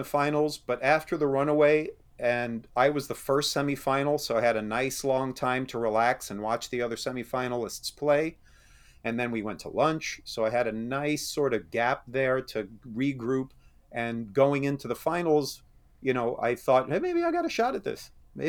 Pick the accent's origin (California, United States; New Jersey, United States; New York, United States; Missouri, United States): New York, United States; I grew up back in New York.